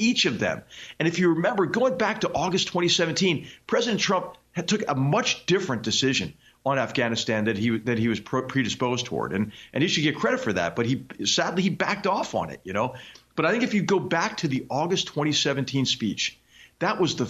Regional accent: Philadelphia, Pennsylvania, United States; I'm from Philadelphia

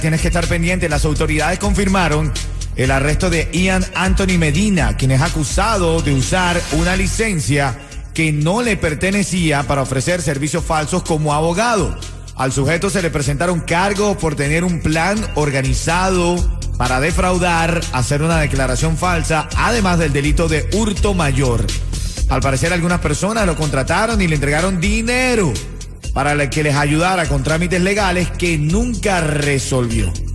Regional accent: Venezuela; now in Miami, United States; yo soy el venezolano del grupo.

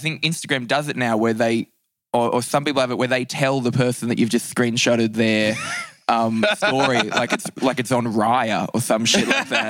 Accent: Newcastle, New South Wales, Australia; I grew up in a place called Newcastle in Australia.

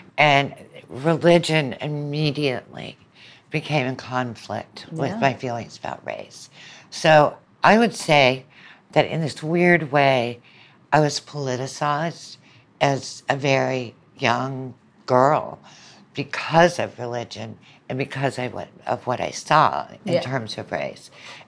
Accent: Birmingham, Alabama, United States; also born or lived in Southern United States; But I was born in Birmingham. My mom was from Birmingham. My father was from New Orleans. And grew up there for a while, but grew up in much of the rest of the South.

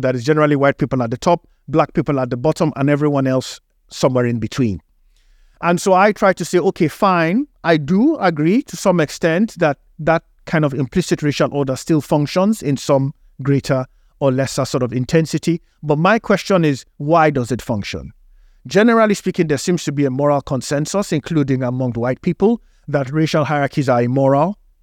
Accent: Nigeria; moved away; in Africa, where I grew up in Nigeria

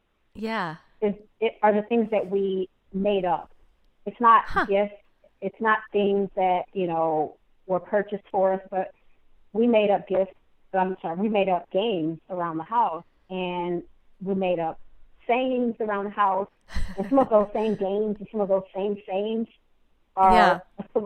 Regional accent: Chicago, Illinois, United States; also born or lived in Washington, D.C.; I'm from the South Side of Chicago

